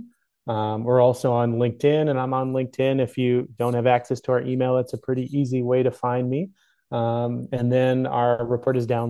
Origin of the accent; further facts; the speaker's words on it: Canada; as a Canadian